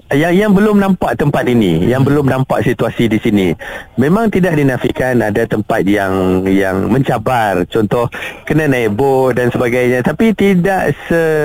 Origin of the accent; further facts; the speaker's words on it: Kedah, Malaysia; moved away as an adult; also born or lived in Lahad Datu, Sabah; now in Kota Kinabalu, Malaysia; saya berasal dari Kedah